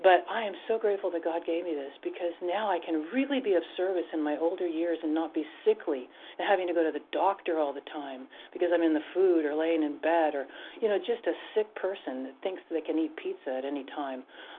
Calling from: Washington, United States; I'm sorry, I'm from the state of Washington.

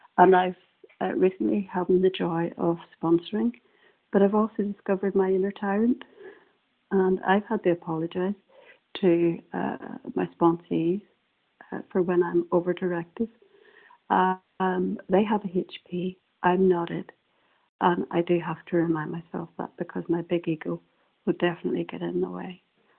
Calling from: Northern Ireland, United Kingdom; I'm calling from Northern Ireland

